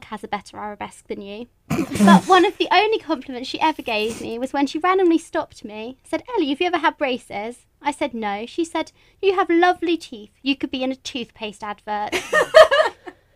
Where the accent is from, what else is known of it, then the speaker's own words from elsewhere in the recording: United Kingdom; accent: BBC accent; now in United States; we both basically have the BBC accent.